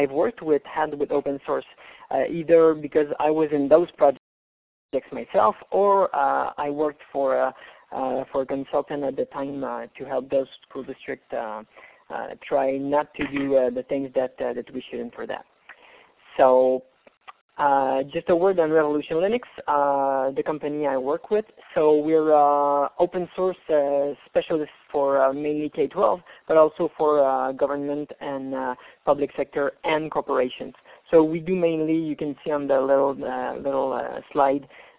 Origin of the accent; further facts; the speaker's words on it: Canada; I'm from Canada, as you guessed by the accent